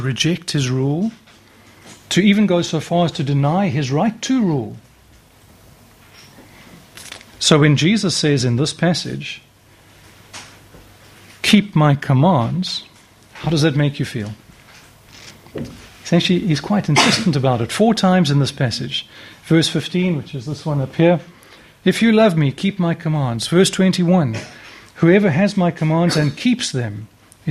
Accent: Cape Town, Western Cape, South Africa; moved away; I come from Cape Town.

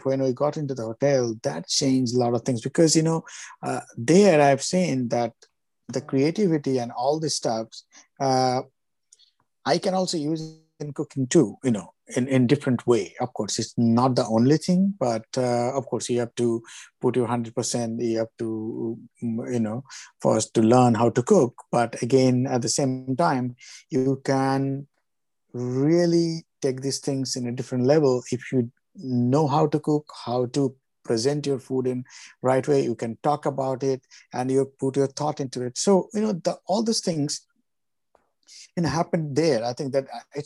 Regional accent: Kolkata, West Bengal, India; moved away; I grew up in Calcutta, so I'm a Bengali 100%

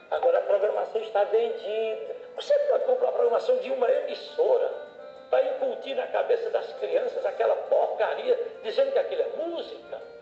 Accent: Northeast Region, Brazil; O legítimo ele tem uma continuidade porque ele é a representação de 60 milhões de pessoas que somos nós do Nordeste.

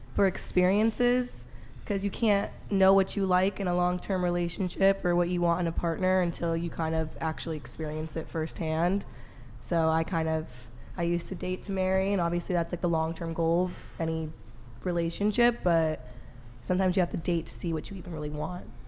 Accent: San Francisco, California, United States; moved away; San Francisco, my hometown

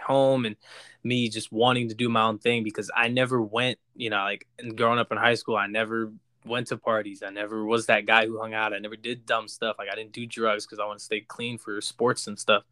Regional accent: Jackson, New Jersey, United States; I grew up in Jackson, which is, like, five minutes from, uh, where, where we all grew up in Ho-, in Howell, New Jersey

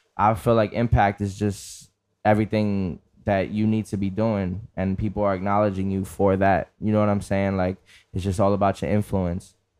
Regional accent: New York City, New York, United States; being from the Bronx

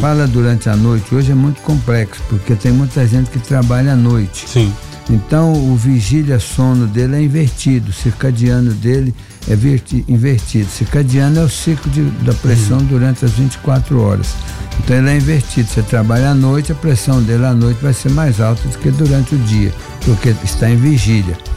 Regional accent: Brazil; como brasileiro

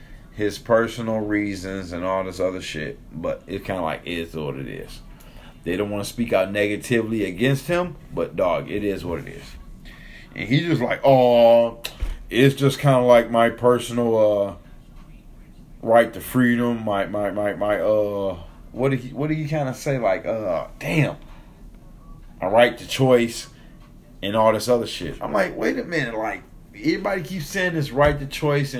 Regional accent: Detroit, Michigan, United States; We're from Detroit

